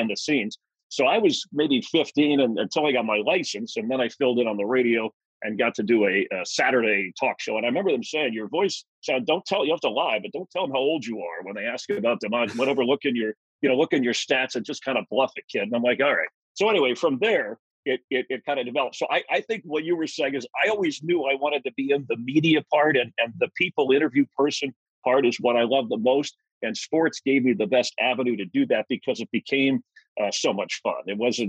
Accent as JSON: {"language": "English", "town": "Miami", "region": "Florida", "country": "United States", "tie": "born or raised there", "said": "And South Florida and Miami, where I grew up, was such a mixture of people from all over. You know, there were very few Miamians. They were from Ohio or New York or Boston or, you know, even out west. And it was a growing city at the time."}